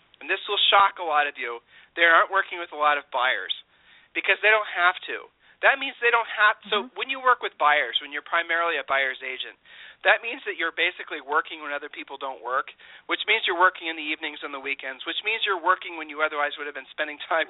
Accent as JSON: {"language": "English", "region": "Ohio", "country": "United States", "said": "we're from Ohio"}